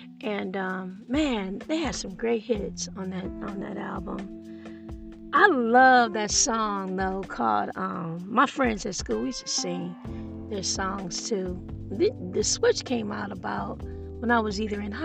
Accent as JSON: {"language": "English", "town": "Detroit", "region": "Michigan", "country": "United States", "said": "I'm from Detroit, Michigan"}